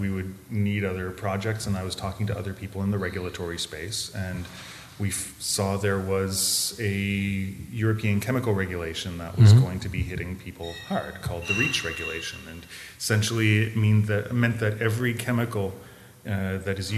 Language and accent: English; Canada; moved away as an adult; also born or lived in Montreal, Canada; now in Berlin, Germany; I'm from Canada originally, and I was 15 years in Montreal.